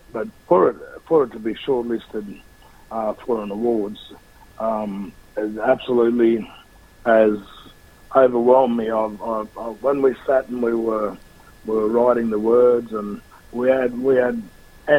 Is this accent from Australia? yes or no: yes; Australia; Australians to be proud and to be very proud of who we are as a country